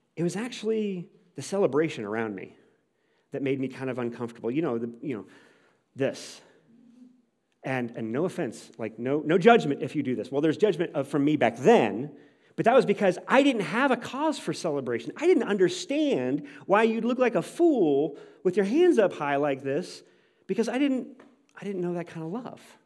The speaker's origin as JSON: {"language": "English", "town": "St. Louis", "region": "Missouri", "country": "United States", "tie": "born or raised there", "said": "I grew up in Saint Louis"}